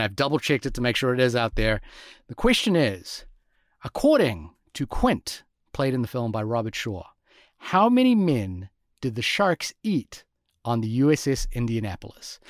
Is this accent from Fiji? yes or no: yes; Fiji; growing up in Fiji, uh, as a child